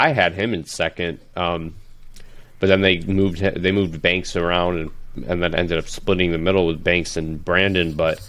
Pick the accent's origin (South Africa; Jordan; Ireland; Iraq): Iraq; No, I'm not from Iran. I'm from Iraq.